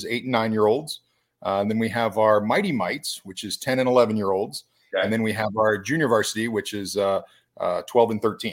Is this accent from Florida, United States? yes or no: yes; Brandon, Florida, United States; I grew up in the Brandon area. I went to Bloomingdale High School.